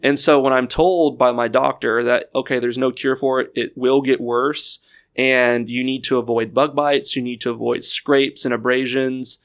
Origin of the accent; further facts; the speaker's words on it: Houston, Texas, United States; growing up in Houston